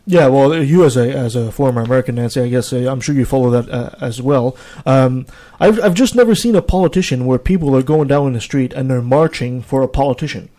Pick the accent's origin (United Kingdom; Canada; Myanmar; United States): Canada; as a Canadian